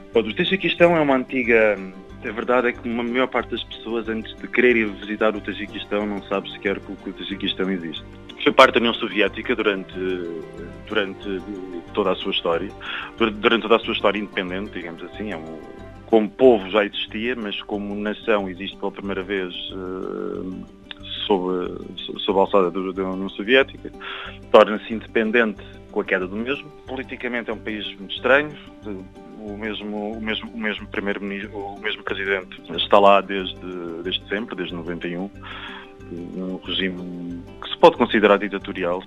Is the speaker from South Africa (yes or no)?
no; Algarve, Portugal; moved away as an adult; also born or lived in Canada; now in Lisbon, Portugal; Eu, eu nasci no Canadá e cresci no Algarve